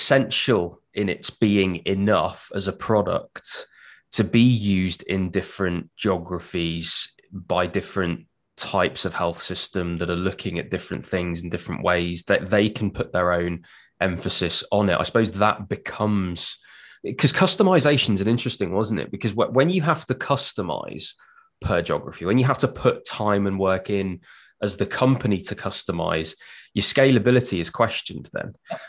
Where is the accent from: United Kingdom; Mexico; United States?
United Kingdom; Wolverhampton, West Midlands; born or raised there